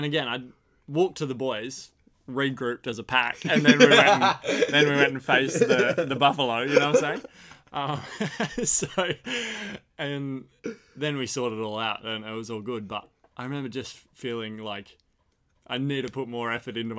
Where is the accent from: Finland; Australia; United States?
Australia; four of us being big Australian lads